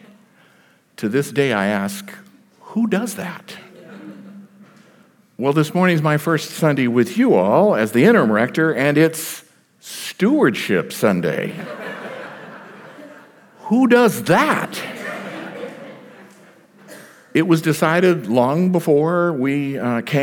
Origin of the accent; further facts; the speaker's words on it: Texas, United States; moved away; also born or lived in South Carolina; I am a Texan by birth